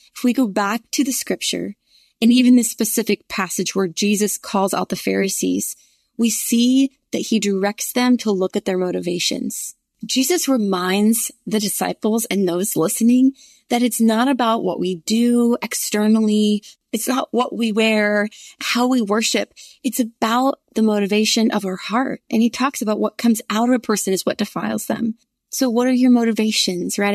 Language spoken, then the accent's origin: English; the North, United States; now in Virginia, United States; I grew up in the North